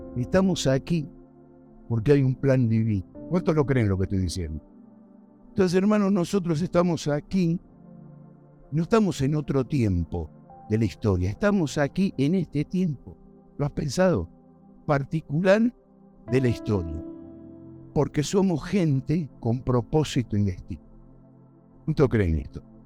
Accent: Argentina; moved away as an adult; now in United States; yo, por supuesto, soy argentino

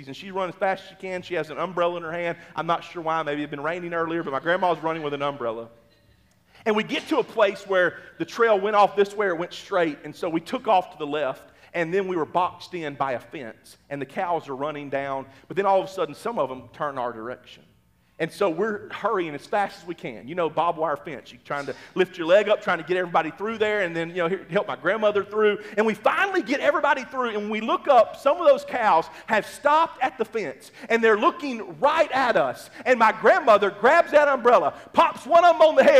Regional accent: Mississippi, United States; now in Oklahoma, United States; I grew up in Mississippi

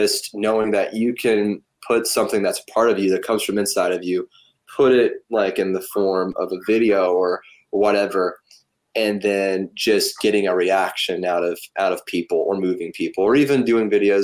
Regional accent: Polk County, Tennessee, United States; also born or lived in Cleveland, Tennessee; I'm from Polk County, but I spent a lot of time in Cleveland

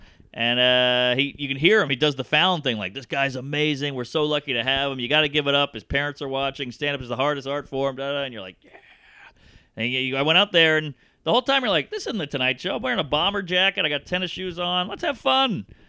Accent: United Kingdom; And, you know, I'm a British guy, so comedy's big.

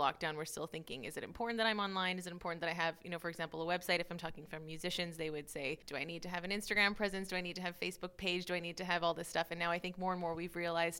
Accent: Canada; now in Maastricht, Netherlands; I am Canadian, classical pianist. I live in Maastricht here.

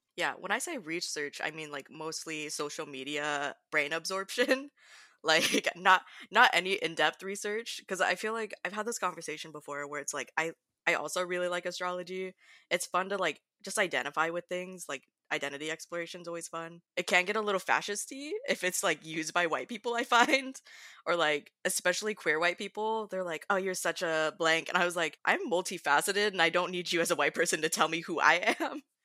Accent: Southern California, United States; moved away as an adult; now in Pacific Northwest, United States; I'm currently in the Pacific Northwest, um, originally coming from Southern California for my background

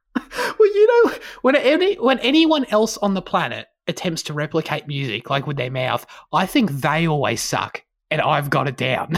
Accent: Australia; as an Australian

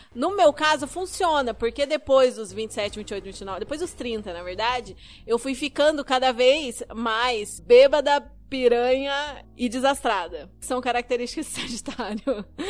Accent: interior of Paraná, Brazil; moved away as an adult; now in Curitiba, Brazil; eu sou originalmente do interior do Paraná. Minha família é de uma cidadezinha do interior do Paraná, mas eu já moro em Curitiba tem quase 10 anos

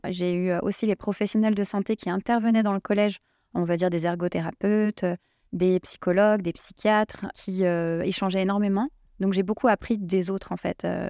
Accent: Seine-Saint-Denis, Île-de-France, France; là où j'ai grandi, dans le 93, il y avait une mixité sociale

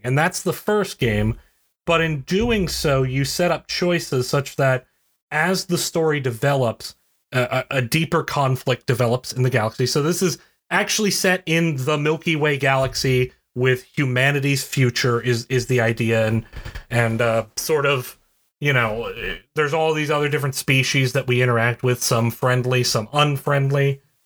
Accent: West Virginia, United States; I'm from West Virginia.

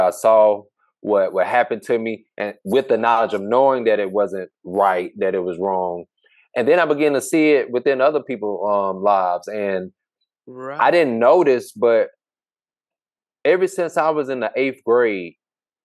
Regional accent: Hope, Arkansas, United States; moved away as an adult; now in Dallas, United States; I'm from Hope, Arkansas, small town I grew up from

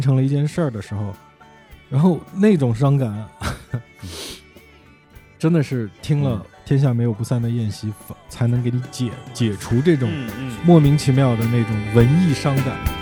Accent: Taixing, Jiangsu, China; now in Beijing, China; 我家，我老家的那个规矩，江苏北部的一个小县城哪儿啊？呃，叫泰兴

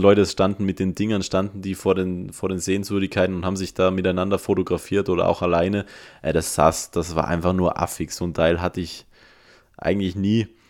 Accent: Innsbruck, Tyrol, Austria; bei uns in Innsbruck

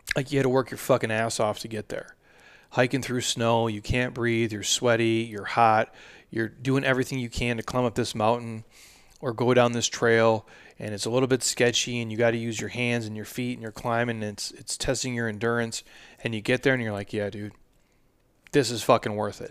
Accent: Midwest, United States; I'm from the Midwest

